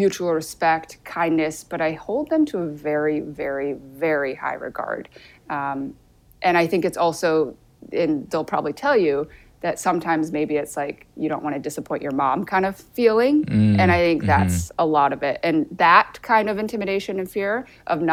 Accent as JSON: {"language": "English", "town": "Grand Rapids", "region": "Michigan", "country": "United States", "tie": "born or raised there", "also_born_or_lived": "Seoul, South Korea", "said": "Grand Rapids, where I grew up for 18 years of my life."}